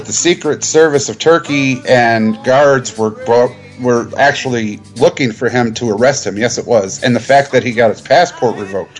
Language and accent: English; United States; And we're American.